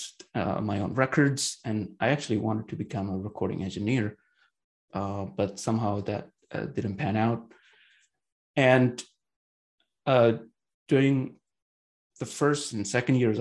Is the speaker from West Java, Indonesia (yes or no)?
yes; Bandung, West Java, Indonesia; moved away; I was born and raised in Bandung, which is the capital city of the West Java province on the island of Java in Indonesia